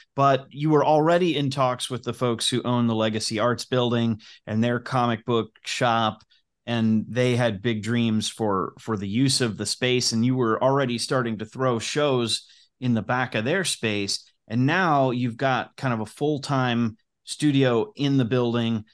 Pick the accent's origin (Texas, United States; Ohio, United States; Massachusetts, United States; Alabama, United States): Ohio, United States; Cincinnati; Cincinnati, when you're a kid, feels like it's, it's the, the biggest small town